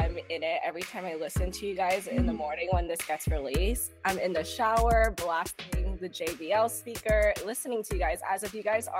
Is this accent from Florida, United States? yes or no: yes; Miami, Florida, United States; moved away as an adult; also born or lived in Boston; now in New York, United States; So I was born in Miami. I'm from Florida.